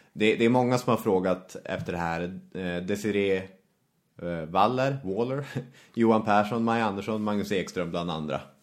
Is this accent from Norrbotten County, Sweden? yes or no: yes; Arvidsjaur, Norrbotten County, Sweden; moved away; jag växte upp i Arvidsjaur då, en ort i Norrbottens inland.